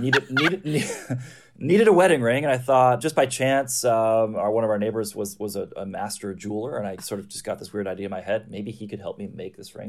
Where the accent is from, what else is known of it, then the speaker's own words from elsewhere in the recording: Midwest, United States; I grew up in the Midwest